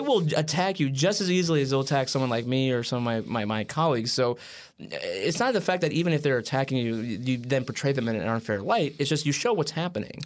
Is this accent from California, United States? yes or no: no; Wheaton, Illinois, United States; moved away; back home in Wheaton.